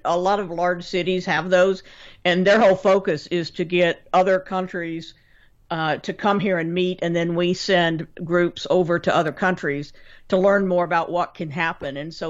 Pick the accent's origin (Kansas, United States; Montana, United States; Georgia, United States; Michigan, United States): Kansas, United States; moved away as an adult; now in Cleveland, United States; Growing up in Kansas